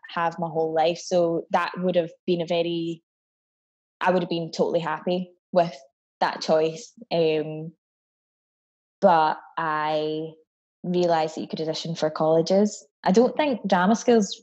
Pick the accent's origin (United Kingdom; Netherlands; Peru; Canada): United Kingdom; Scotland; also born or lived in Barbados; I moved here to Scotland from Barbados when I was 8